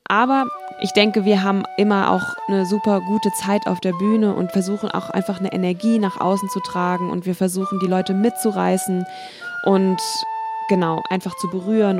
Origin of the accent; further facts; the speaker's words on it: Wiesbaden, Hesse, Germany; ich komme ja aus Wiesbaden